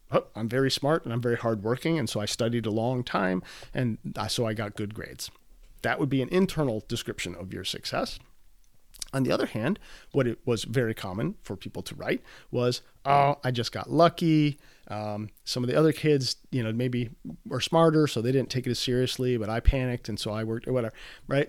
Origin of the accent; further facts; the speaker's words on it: Midwest, United States; I'm from the Midwest